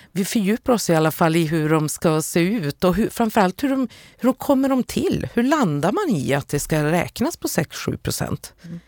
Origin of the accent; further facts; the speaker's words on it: Luleå, Norrbotten County, Sweden; städer som Luleå där jag kommer ifrån